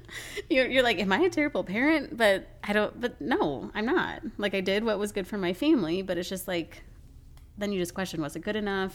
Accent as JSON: {"language": "English", "region": "Colorado", "country": "United States", "tie": "born or raised there", "moved": "yes", "lives_now": "Florida, United States", "said": "I grew up in Colorado."}